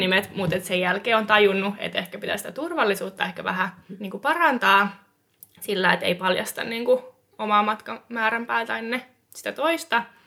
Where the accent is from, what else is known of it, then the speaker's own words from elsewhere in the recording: Eastern Finland, Finland; siis Itä-Suomestahan olen kotoisin myös.